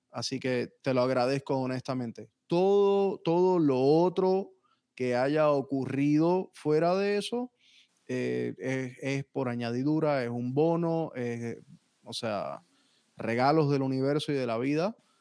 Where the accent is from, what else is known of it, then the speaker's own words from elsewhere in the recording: San Juan, Puerto Rico; moved away as an adult; also born or lived in North Miami, Florida, United States; now in Miami, United States; yo nací técnicamente en Miami, en North Miami, pero me crié en Puerto Rico.